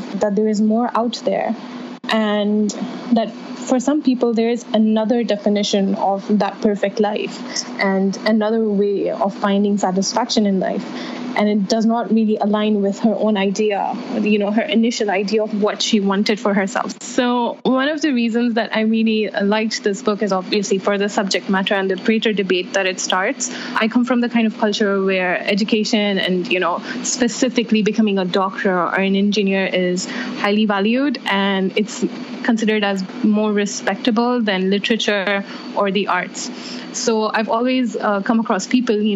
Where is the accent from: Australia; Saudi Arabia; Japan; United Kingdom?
Saudi Arabia; I come from Saudi Arabia, where we don't have that at all